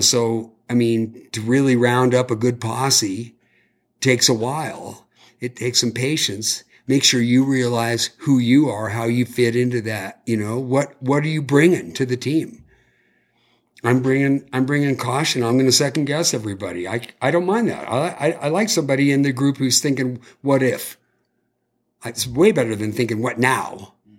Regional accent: California, United States; I'm from California

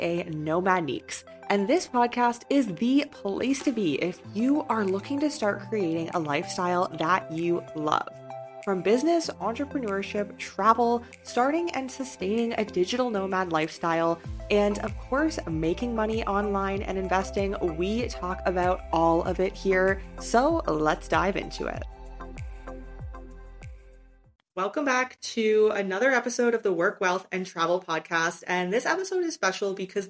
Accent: Canada; moved away as an adult; also born or lived in China; It's been 6 years since I lived in my home country of Canada

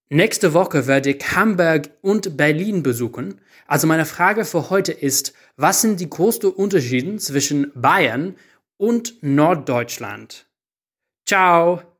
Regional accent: Ireland; German is a second language; now in Munich, Germany

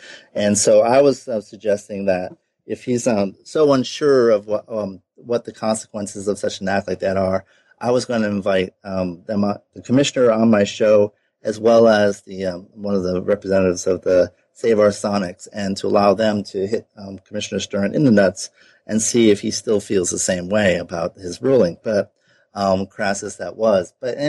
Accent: Providence, Rhode Island, United States; He was coach of my hometown Friars, Providence College Friars

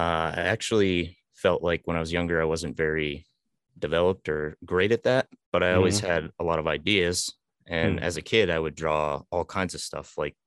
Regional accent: North Berwick, Maine, United States; Which is actually my hometown.

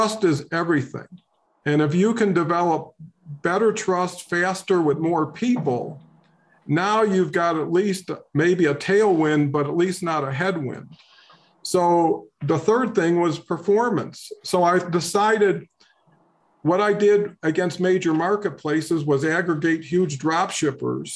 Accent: Detroit, Michigan, United States; grew up in Detroit under kind of a challenging circumstances

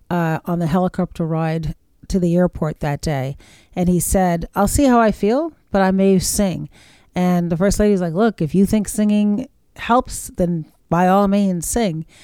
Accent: Charleston, South Carolina, United States; you know day by day on the streets of my hometown charleston

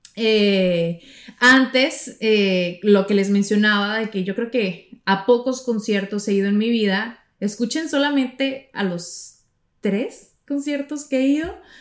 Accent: Navojoa, Sonora, Mexico; moved away as an adult; now in United States; yo creo que tenía como 13 años, 12 años, en Navojoa, de donde yo soy, y en Sonora

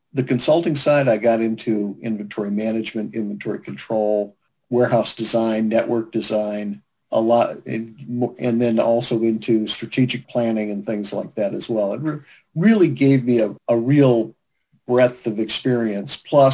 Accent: St. Paul, Minnesota, United States; born there; I was born in St. Paul, Minnesota, and I actually consider myself a second-generation supply chain person

